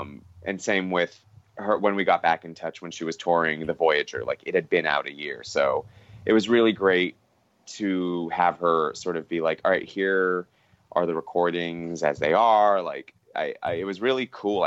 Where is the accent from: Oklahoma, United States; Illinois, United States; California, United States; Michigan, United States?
California, United States; Los Angeles; I grew up in Los Angeles